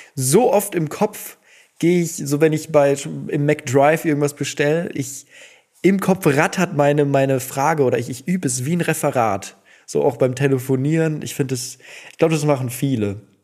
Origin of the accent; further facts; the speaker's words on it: Duisburg, North Rhine-Westphalia, Germany; also ich bin ja in Duisburg groß geworden